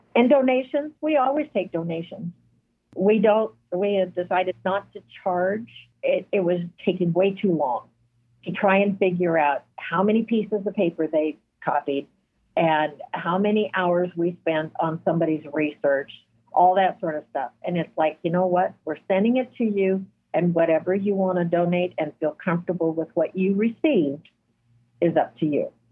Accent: Douglas County, Oregon, United States; now in Fort Scott, United States; I grew up in Douglas County, Oregon, and I was at the north end

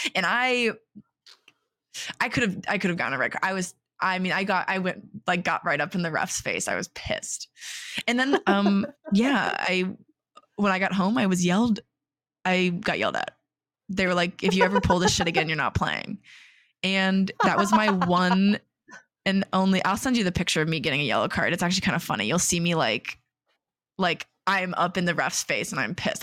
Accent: West Lafayette, Indiana, United States; I grew up in West Lafayette.

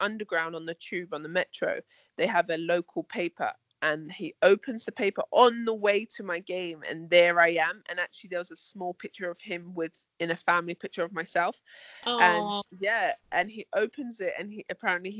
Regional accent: London, United Kingdom; my hometown of London

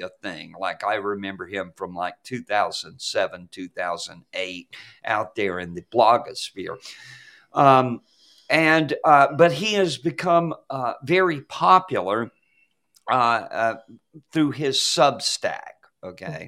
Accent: Atlanta, Georgia, United States; growing up in Atlanta when I was a kid

